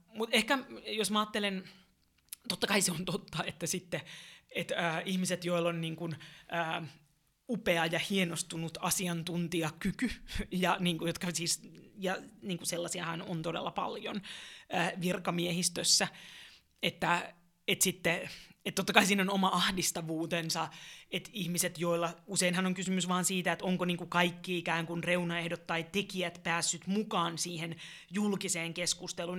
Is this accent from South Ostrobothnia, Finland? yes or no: no; Helsinki, Uusimaa, Finland; olen kotosin täältä, tämä on mulle rakas kaupunki